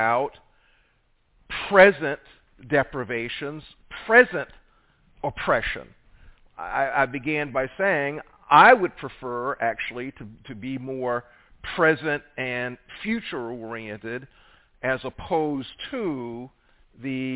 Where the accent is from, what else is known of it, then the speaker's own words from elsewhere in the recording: South Carolina, United States; I'm from South Carolina.